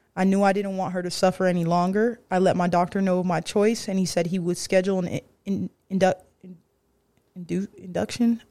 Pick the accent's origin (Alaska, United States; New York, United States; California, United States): California, United States; San Diego; San Diego, California. I'm gonna claim San Diego